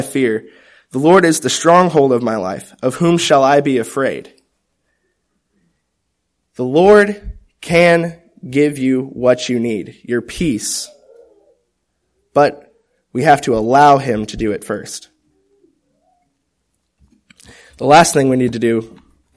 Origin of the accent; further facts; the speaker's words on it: Topeka, Kansas, United States; I was born in Topeka, Kansas